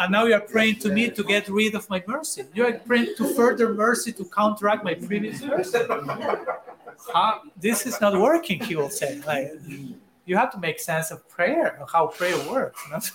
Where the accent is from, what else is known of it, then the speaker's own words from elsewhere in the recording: Argentina; I'm from Argentina